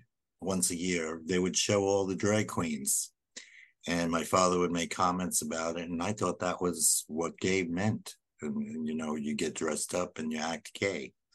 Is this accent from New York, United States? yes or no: yes; New York City, New York, United States; moved away as an adult; also born or lived in Minnesota; Born and bred in Brooklyn, New York